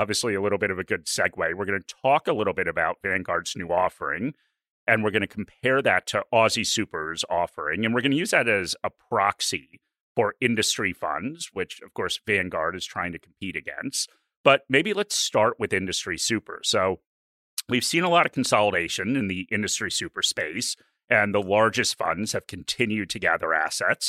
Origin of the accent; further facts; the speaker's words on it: United States; now in Australia; I'm an American